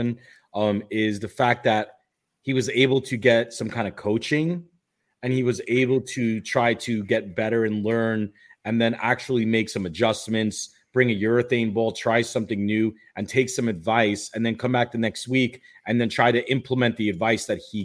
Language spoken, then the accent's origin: English; New York City, New York, United States; I grew up in Brooklyn